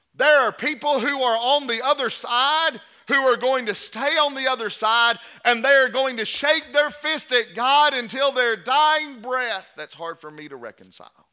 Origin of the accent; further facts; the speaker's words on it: the South, United States; we're brought up in the South